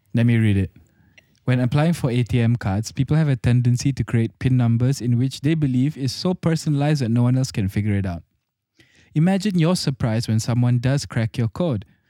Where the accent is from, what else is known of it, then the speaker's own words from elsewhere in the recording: Singapore; I'm a Singaporean